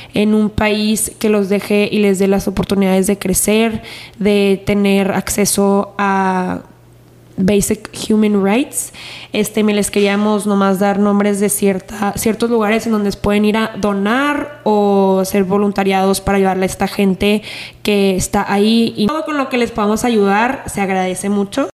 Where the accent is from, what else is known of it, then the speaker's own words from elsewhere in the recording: El Paso, Texas, United States; also born or lived in Ciudad Juárez, Mexico; somos de El Paso Juárez